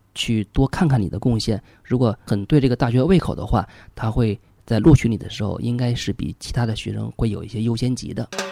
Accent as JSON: {"language": "Chinese", "country": "China", "said": "我们中国人跟美国人都非常讲究的那个德语"}